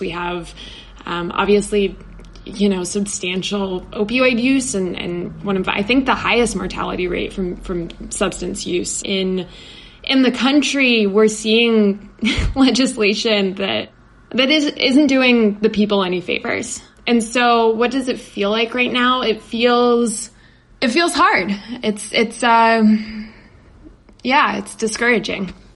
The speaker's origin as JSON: {"language": "English", "region": "West Virginia", "country": "United States", "said": "I'm from West Virginia originally"}